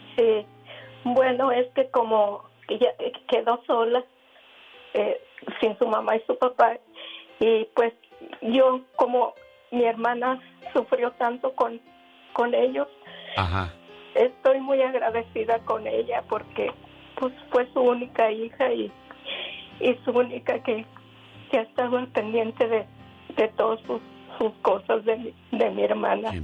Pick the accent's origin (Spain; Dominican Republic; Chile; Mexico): Mexico; Salamanca, Guanajuato; Yo nací en Salamanca, Guanajuato